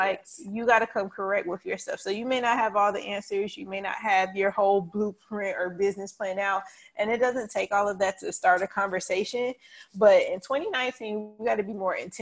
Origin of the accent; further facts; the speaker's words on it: Charlotte, North Carolina, United States; I'm still from East Charlotte